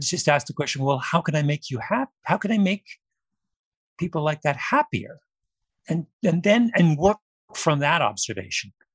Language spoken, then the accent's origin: English; Canada; I'm Canadian